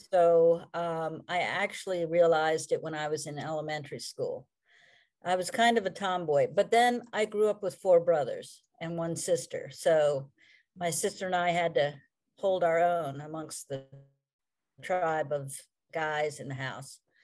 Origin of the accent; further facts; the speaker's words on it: Columbia, Maryland, United States; also born or lived in Fredericksburg, Virginia / Clarksville, Maryland / Hagerstown, Maryland; I grew up, uh, you know, near Columbia, Maryland